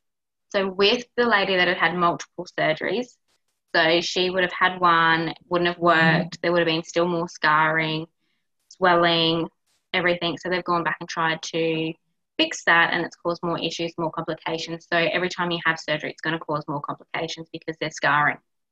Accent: Victoria, Australia; now in Queensland, Australia; I'm a Victorian, I don't sound the same as them up here.

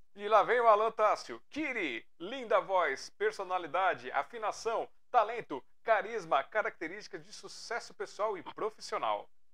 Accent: Brazil; eu sou brasileiro demais

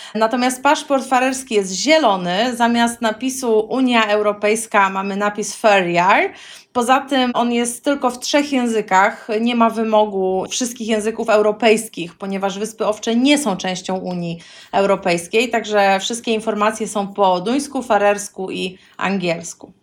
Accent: Poland; moved away as an adult; also born or lived in Gdańsk, Poland (parents live there) / Montevideo, Uruguay; now in Faroe Islands; jestem z Polski

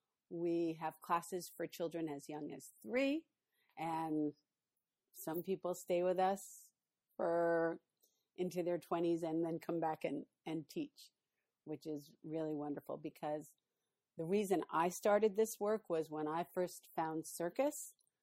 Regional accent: New York City, New York, United States; moved away as an adult; now in St. Louis, United States; So I'm from New York City, but I moved to St. Louis.

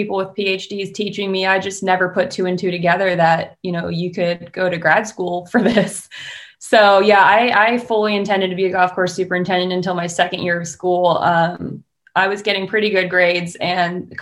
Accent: Pennsylvania, United States; moved away; I'm from Pennsylvania. So naturally I went to Penn State for turf school.

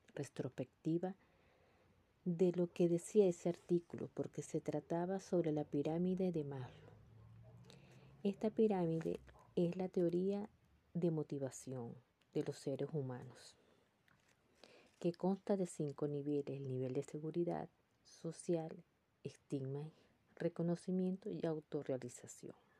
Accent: Venezuela; moved away as an adult; Ya había alcanzado el cuarto nivel en mi país, en Venezuela, y ahora estoy en otro país como emigrante

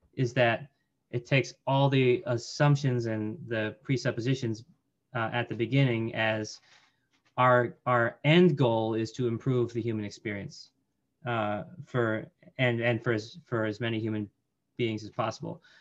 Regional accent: Colorado Springs, Colorado, United States; I grew up in Colorado Springs

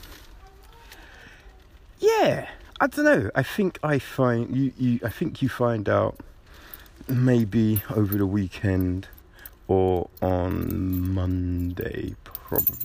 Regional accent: Kent, South East England, United Kingdom; I grew up in Kent.

